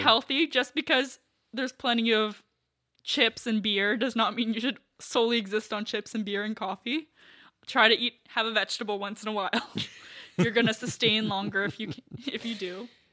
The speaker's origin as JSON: {"language": "English", "country": "Canada", "said": "I'm from Canada"}